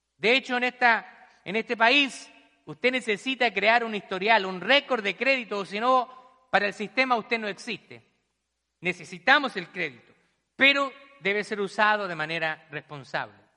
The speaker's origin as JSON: {"language": "Spanish", "country": "Chile", "moved": "yes", "lives_now": "United States", "said": "en mi país también vi muchas realidades, personas que no tienen nada, migrantes que han llegado a, nuestro país allá en Chile"}